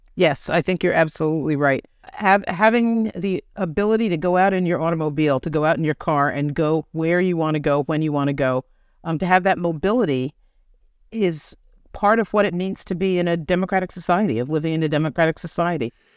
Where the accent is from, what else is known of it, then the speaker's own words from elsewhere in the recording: New Jersey, United States; I grew up a northerner in New Jersey